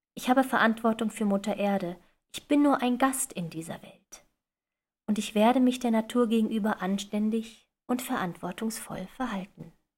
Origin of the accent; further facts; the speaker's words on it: western Germany, Germany; Im Osten Deutschlands geboren und im Westen groß geworden